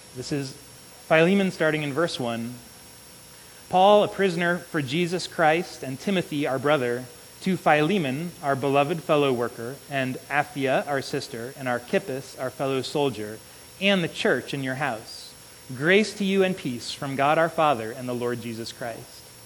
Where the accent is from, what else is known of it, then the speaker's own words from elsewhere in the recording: Illinois, United States; I grew up in Illinois